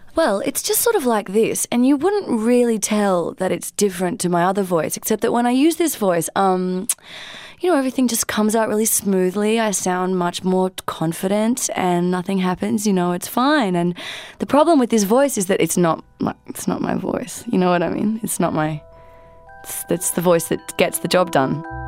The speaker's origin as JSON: {"language": "English", "country": "Australia", "said": "I am a musician from Australia"}